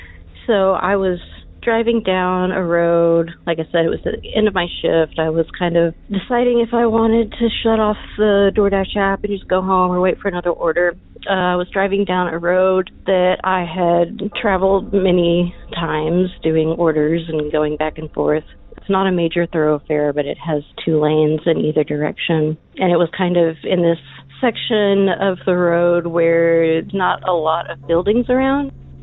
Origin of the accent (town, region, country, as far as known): Texas, United States